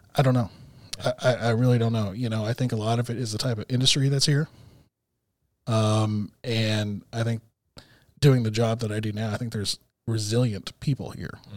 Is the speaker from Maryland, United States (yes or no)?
no; Texas, United States; moved away as an adult; also born or lived in Tucson, Arizona; now in Arkansas, United States; I was born in Tucson. and raised in Texas